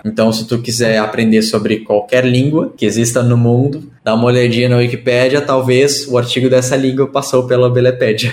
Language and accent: Portuguese; Porto Alegre, Rio Grande do Sul, Brazil; eu nasci e moro em Porto Alegre, no Rio Grande do Sul.